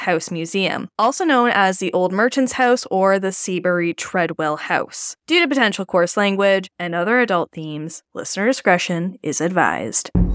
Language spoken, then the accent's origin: English; Canada; As a Canadian